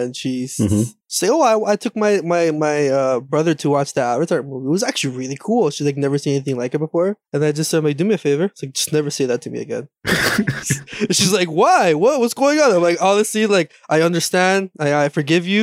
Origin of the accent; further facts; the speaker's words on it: Canada; I'm Canadian